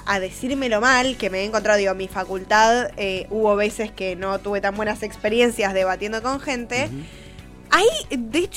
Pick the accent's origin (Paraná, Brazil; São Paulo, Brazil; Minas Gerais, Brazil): Minas Gerais, Brazil; Spanish is a second language; Yo soy de Brasil